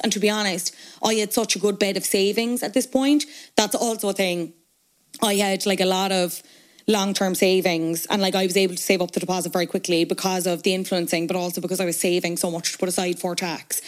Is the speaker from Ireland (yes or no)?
yes; Cork, Munster, Ireland; moved away as an adult; now in Dublin, Ireland; I'm obviously from Cork. I moved to Dublin. I went to college in Dublin.